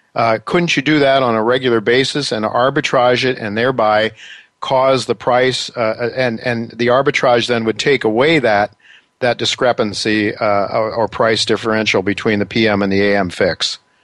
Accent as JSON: {"language": "English", "country": "United States", "said": "as an American"}